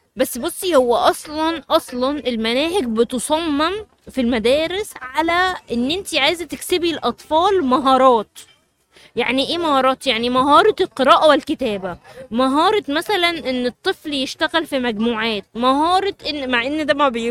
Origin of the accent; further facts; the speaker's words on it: Cairo, Cairo Governorate, Egypt; عندنا في القاهرة